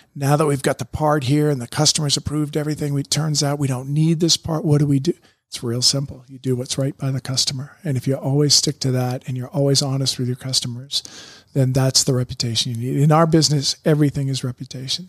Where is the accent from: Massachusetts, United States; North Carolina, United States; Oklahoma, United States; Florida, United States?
Massachusetts, United States; Boston; moved away as an adult; also born or lived in Syracuse; I grew up around Boston area